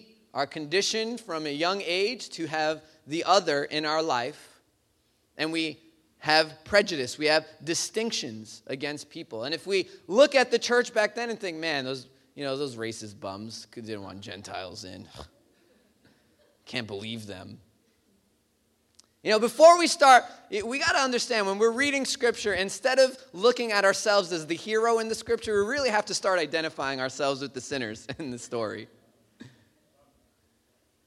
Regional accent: New York City, New York, United States; growing up in Bay Ridge

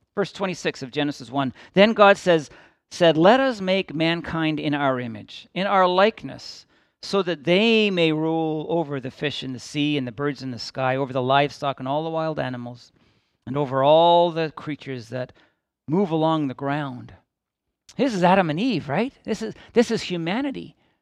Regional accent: Midland, Ontario, Canada; I grew up in Midland, Ontario, in the southern end of Georgian Bay as a child

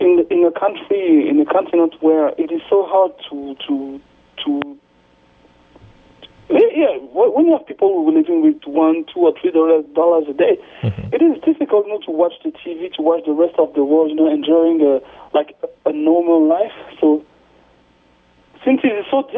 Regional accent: France; also born or lived in Kinshasa, Democratic Republic of the Congo; I was in Kinshasa, but I grew up in France.

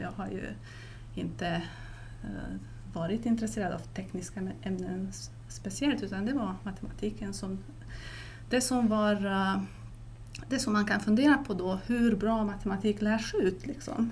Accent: Transylvania, Romania; now in Sweden; Transylvanien som jag kommer ifrån

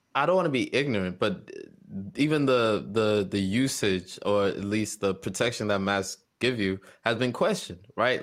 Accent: South Africa; moved away; my home country of South Africa

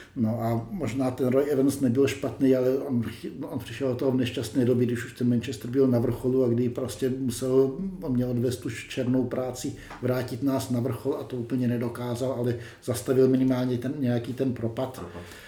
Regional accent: Czechia; jako Češi

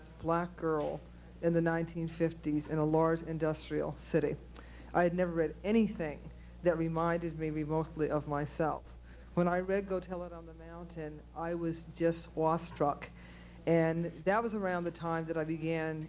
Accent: Cleveland, Ohio, United States; moved away; I grew up in Cleveland, Ohio, which I wanted to get out of desperately

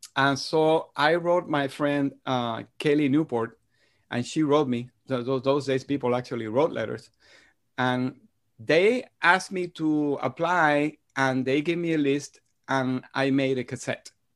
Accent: Madrid, Community of Madrid, Spain; moved away; my brother and I grew up in Spain. Uh, after I was three years old, my parents moved to Madrid

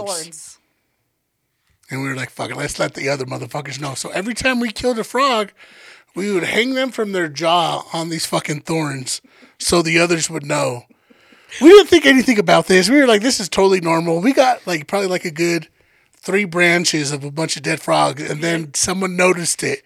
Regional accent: Denver, Colorado, United States; just because we're from Denver doesn't mean like we were out in the wilderness

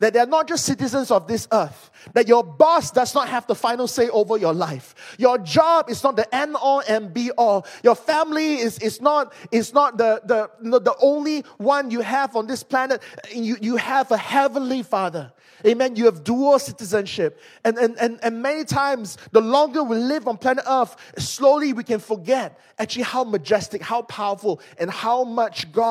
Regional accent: Malaysia; I'm from Malaysia.

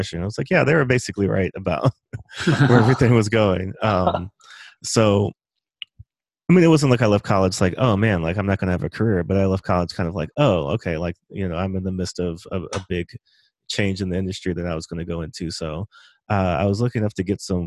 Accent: Montgomery County, Maryland, United States; I grew up in Montgomery County, mm-hmm. Maryland, which is basically like 10-15 minutes outside of DC

